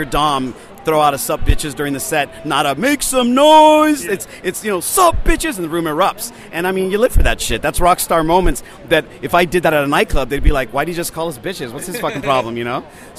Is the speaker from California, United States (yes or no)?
yes; San Francisco, California, United States; San Francisco. I was a nightclub DJ for 4 years professionally